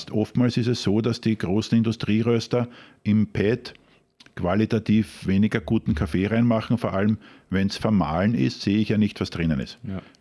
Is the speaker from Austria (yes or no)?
yes; Krems, Lower Austria, Austria; bin im Ursprung ein Wachauer, also ich bin in Krems aufgewachsen